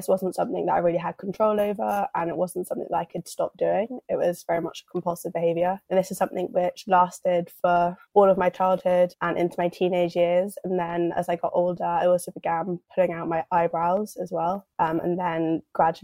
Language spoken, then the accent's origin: English; London, United Kingdom; I'm from London.